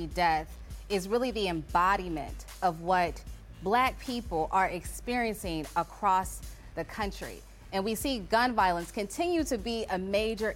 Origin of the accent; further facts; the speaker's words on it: Chicago, Illinois, United States; I'm from Chicago, the south side of Chicago